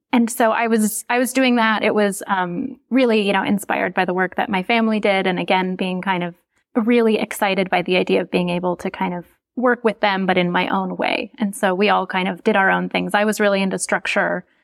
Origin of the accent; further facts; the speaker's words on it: Minnesota, United States; moved away as an adult; also born or lived in California; I'm from Minnesota, I'm from the Midwest